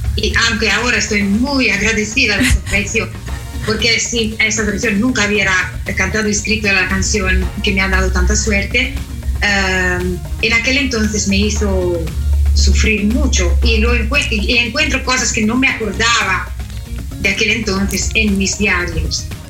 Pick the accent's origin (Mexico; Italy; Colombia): Italy; Spanish is a second language; yo soy la eh, italiana más mexicana del mundo